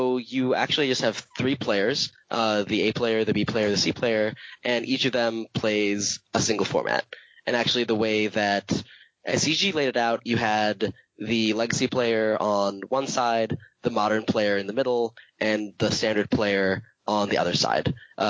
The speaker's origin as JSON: {"language": "English", "region": "New York", "country": "United States", "said": "I guess we're doing this. I'm level 3 from New York, New York."}